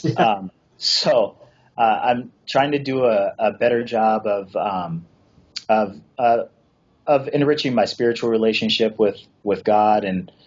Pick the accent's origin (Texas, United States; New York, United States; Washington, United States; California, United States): Washington, United States; I went to a high school where it was uh, you know 2,400 kids, and that was three levels. We were one of the largest high schools uh, in the state of Washington at the time